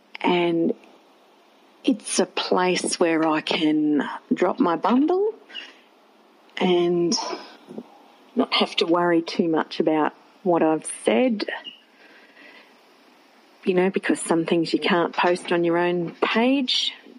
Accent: Redcliffe, Queensland, Australia; moved away as an adult; now in Toowoomba, Australia; growing up in Redcliffe. Now I live in Toowoomba. I moved up here over 20 years ago to go to uni

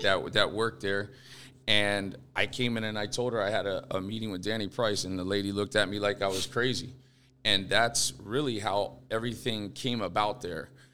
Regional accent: Fort Lauderdale, Florida, United States; I grew up here in Fort Lauderdale

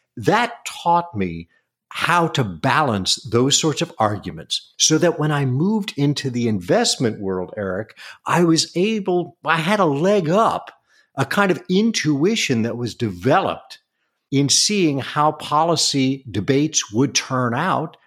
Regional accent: East Coast, United States; moved away as an adult; now in California, United States; I grew up on the East Coast, and then all of my nuclear family decided to move to the West Coast, so we followed

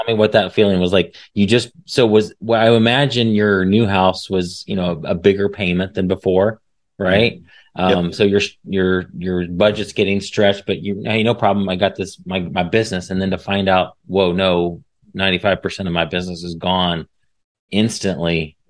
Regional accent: Midwest, United States; we share the Midwest, the passion for the Midwest. We're coming from the Midwest, so

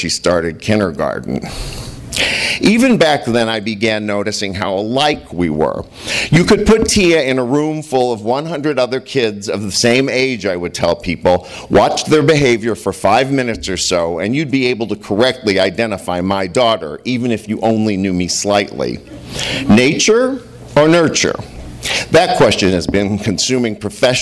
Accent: St. Louis, Missouri, United States; now in Los Angeles, United States; the same age as my father when I was born in Missouri

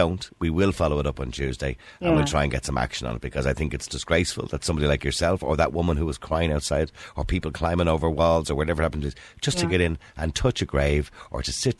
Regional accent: Ireland; Because, you know, we're Irish, and we Irish people

